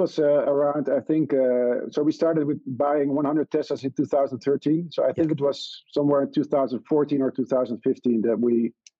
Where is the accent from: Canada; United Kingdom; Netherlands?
Netherlands; we said we're from Mr. Green, and we are from the Netherlands, and we came here because we made our target.